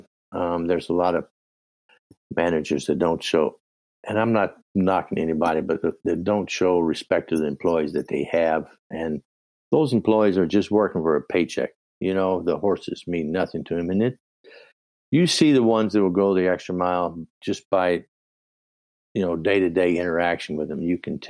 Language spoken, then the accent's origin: English; Virginia, United States; I switched from sweet feed, which I grew up with in Virginia